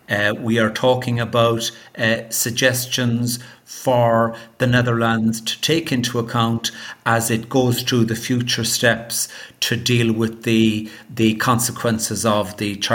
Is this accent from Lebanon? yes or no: no; Ireland; I'm an Irish lawyer, and for many years I was a government lawyer in Ireland, recently retired